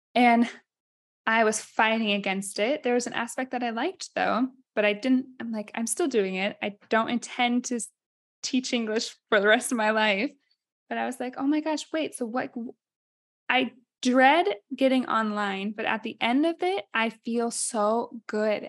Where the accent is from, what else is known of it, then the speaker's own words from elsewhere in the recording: Ames, Iowa, United States; moved away as an adult; also born or lived in Minnesota / Rome, Italy; now in Città di Castello, Italy; I'm from Iowa